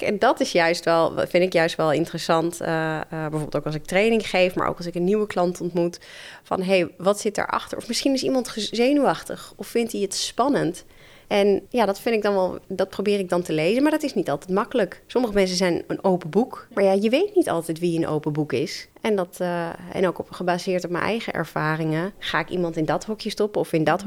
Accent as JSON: {"language": "Dutch", "country": "Netherlands", "tie": "born or raised there", "said": "ik ben in de Nederlandse cultuur opgegroeid"}